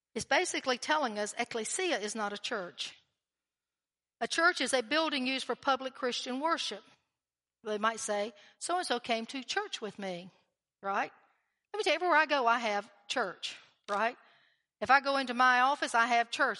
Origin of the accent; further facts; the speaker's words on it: North Carolina, United States; North Carolina